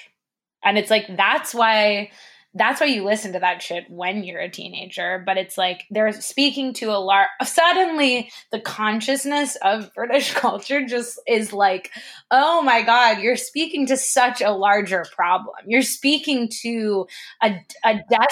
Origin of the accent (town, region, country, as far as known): United States